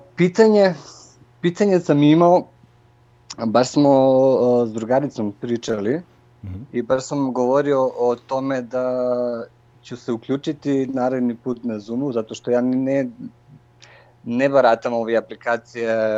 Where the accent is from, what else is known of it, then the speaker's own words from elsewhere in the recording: North Macedonia; Croatian is a second language; Ja sam iz Makedonije